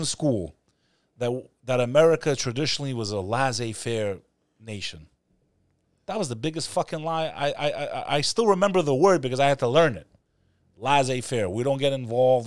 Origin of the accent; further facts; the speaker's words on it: New York City, New York, United States; as a New Yorker